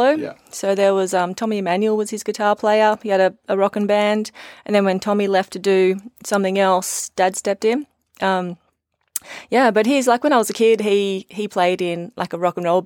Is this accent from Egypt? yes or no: no; Dorrigo, New South Wales, Australia; We moved around a bit, but yeah. for the most part, out the back of Dorrigo.